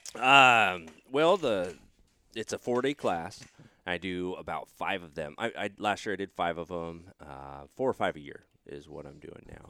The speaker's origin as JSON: {"language": "English", "region": "Oregon", "country": "United States", "tie": "born or raised there", "also_born_or_lived": "Texas", "moved": "yes", "said": "that's going on in my home state"}